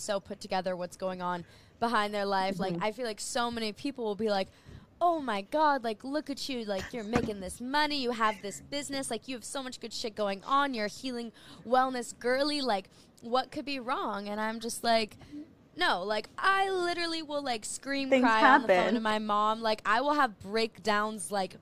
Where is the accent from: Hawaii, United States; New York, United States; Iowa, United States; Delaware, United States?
Hawaii, United States; Maui; moved away as an adult; I am in Hawaii. So I am born and raised on the island of Maui, and I moved away for a couple of years